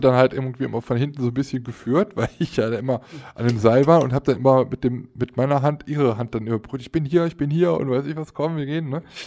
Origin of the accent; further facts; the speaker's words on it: Aachen, North Rhine-Westphalia, Germany; Ich als Aachener